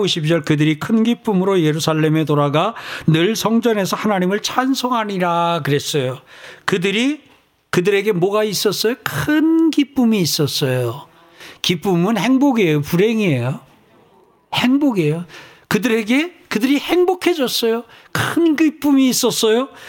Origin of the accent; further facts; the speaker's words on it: South Korea; 여러분과 제가 대한민국에 태어났어요